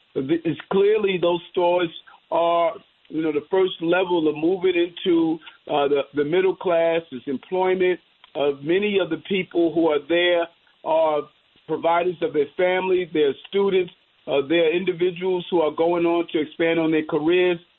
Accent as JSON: {"language": "English", "town": "New York City", "region": "New York", "country": "United States", "tie": "born or raised there", "said": "My dream of growing up in South Jamaica, Queens"}